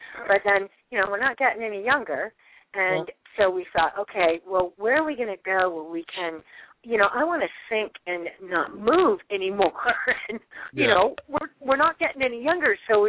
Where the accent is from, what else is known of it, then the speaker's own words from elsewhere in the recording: Miami, Florida, United States; I was born in Miami, and I've lived everywhere